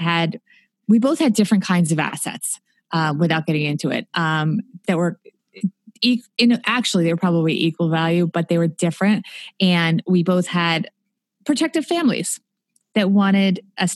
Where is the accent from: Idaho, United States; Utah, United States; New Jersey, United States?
New Jersey, United States; also born or lived in New York City; I was born in New York City, but they moved out to New Jersey because they couldn't afford to live in New York City